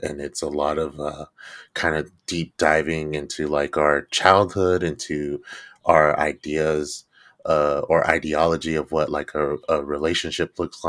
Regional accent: Stockton, California, United States; Like I grew up in Stockton, California, and I've grown up in the south side of Stockton since as long as I can remember.

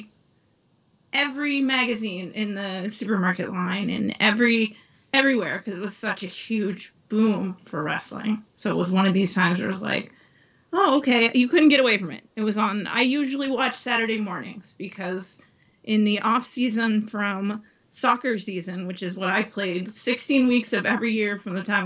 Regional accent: East Coast, United States; moved away as an adult; I was raised on the East Coast

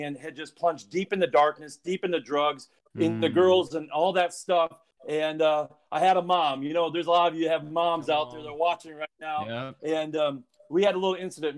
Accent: South Dakota, United States; moved away; I'm from South Dakota

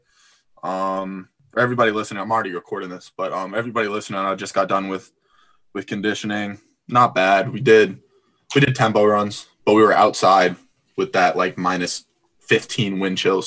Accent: Melrose, Massachusetts, United States; I was born in Melrose Wakefield

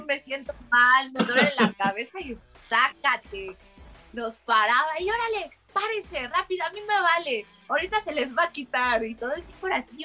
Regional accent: Mexico; soy mexicana

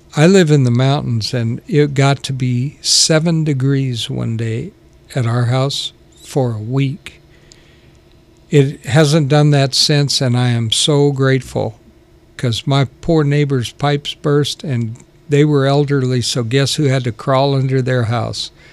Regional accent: Sacramento, California, United States; moved away; also born or lived in South Carolina / Alberta, Canada; I pretty much grew up in Sacramento

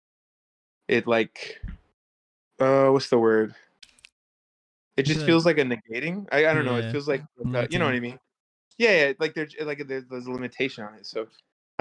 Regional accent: Neosho, Missouri, United States; moved away as an adult; now in Los Angeles, United States; I'm from Neosho.

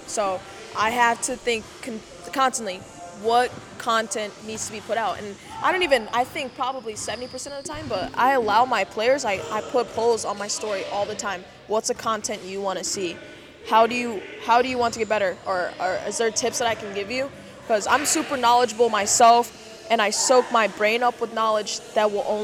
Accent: Connecticut, United States; also born or lived in Kansas City; I was born in Kansas City, and I lived there till I was 7. And then I moved to Connecticut.

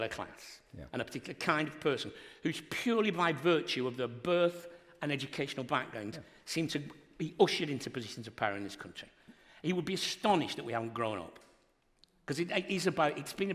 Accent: Wigan, North West England, United Kingdom; George Orwell wrote about my hometown, Wigan

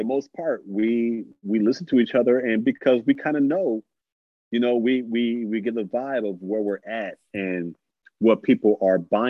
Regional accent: North Chicago, Illinois, United States; I'm from North Chicago. It's like 40 minutes away from Chicago

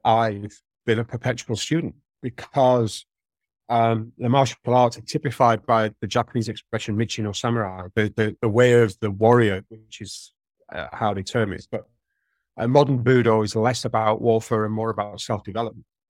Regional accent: St Helens, North West England, United Kingdom; accent: Merseyside; moved away; I grew up in Saint Helens, uh, which is in Merseyside, it was Lancashire when I was born

